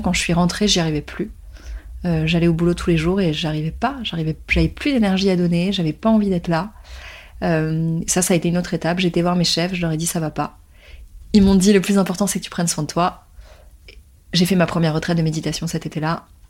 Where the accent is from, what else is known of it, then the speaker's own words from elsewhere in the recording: Paris, Île-de-France, France; Je suis née à Paris, j'ai grandi en France, et mes parents sont nés en Tunisie